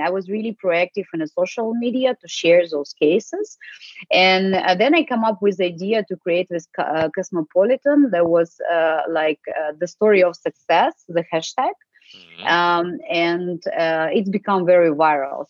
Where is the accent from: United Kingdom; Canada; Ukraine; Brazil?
Ukraine; English is a second language; moved away as an adult; also born or lived in United States / Spain / Russia / Ireland; now in Germany; I'm originally from Ukraine, uh, but uh, since 19, uh, so for the last over like 15 years, I'm working outside actually and living, not only working but living outside